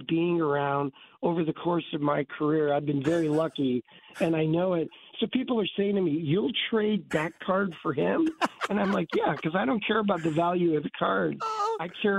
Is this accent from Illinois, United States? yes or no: yes; Chicago, Illinois, United States; moved away; I grew up in Chicago.